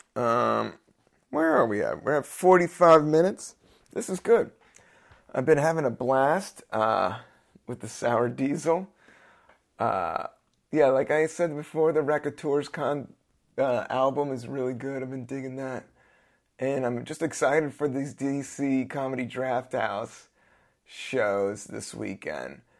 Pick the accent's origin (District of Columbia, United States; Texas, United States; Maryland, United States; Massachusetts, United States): District of Columbia, United States; Washington; also born or lived in Capitol Hill; now in New York, United States; I grew up in D C.